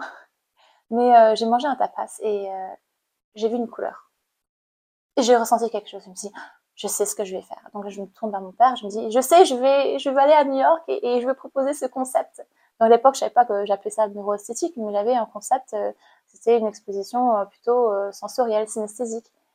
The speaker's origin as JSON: {"language": "French", "country": "Cambodia", "tie": "born or raised there", "moved": "as an adult", "lives_now": "France", "said": "j'ai grandi au Cambodge euh, et j'ai passé mon bac au Cambodge. Je suis arrivée en France en 2014."}